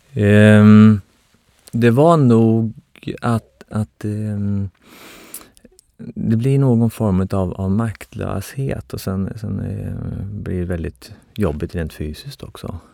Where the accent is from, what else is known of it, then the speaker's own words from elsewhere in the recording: outside Norrköping, Östergötland, Sweden; jag är uppväxt eh, utanför Norrköping